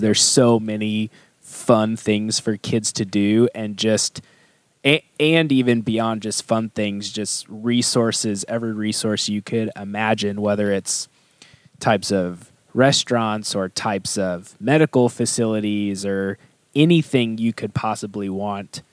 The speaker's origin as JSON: {"language": "English", "town": "St. Louis", "region": "Missouri", "country": "United States", "moved": "as an adult", "lives_now": "Katy, United States", "said": "I come from St. Louis where the diversity is like black and white"}